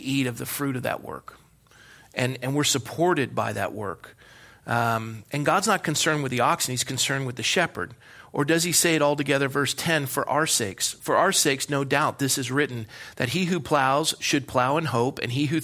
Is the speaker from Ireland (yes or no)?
yes; Ireland; I am an Irishman